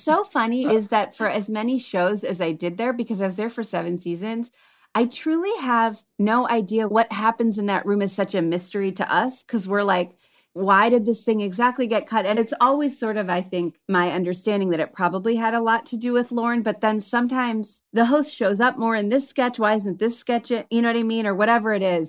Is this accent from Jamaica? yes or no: no; Cleveland, Ohio, United States; moved away; also born or lived in Chicago; I'm from Cleveland originally, but I was coming from Chicago